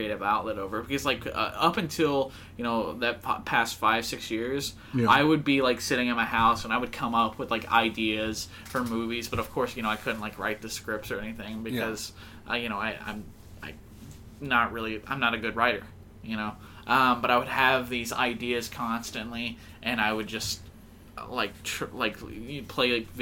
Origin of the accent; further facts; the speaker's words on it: Denison, Texas, United States; I was born in North Texas. Denison, oh. Texas.